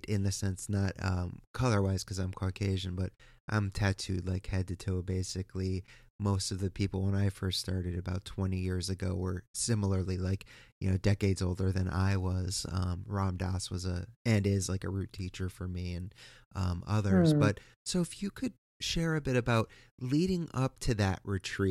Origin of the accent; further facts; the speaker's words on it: East Coast, United States; I am from the East Coast